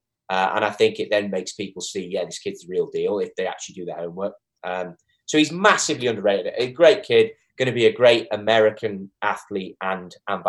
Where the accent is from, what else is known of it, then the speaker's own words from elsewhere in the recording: England, United Kingdom; As you can tell, I'm English.